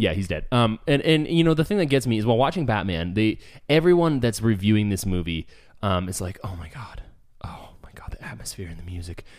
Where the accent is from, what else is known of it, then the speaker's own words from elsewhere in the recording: Escondido, California, United States; moved away; I am a native San Diegan. I was born in Escondido